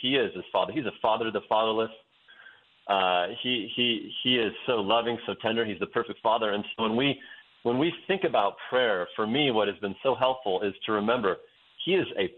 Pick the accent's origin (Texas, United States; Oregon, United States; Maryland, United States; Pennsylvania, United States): Oregon, United States; Western; moved away as an adult; also born or lived in Wyoming; I grew up in Western Oregon in a town that's known as the Amsterdam of America